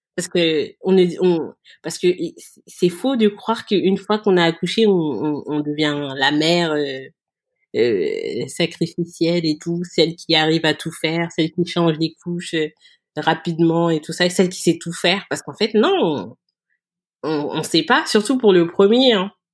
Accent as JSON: {"language": "French", "country": "France", "said": "nous, ses parents, on est français"}